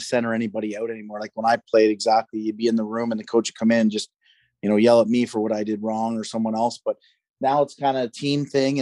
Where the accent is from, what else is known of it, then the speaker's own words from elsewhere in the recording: Peterborough, Ontario, Canada; I'm actually from Peterborough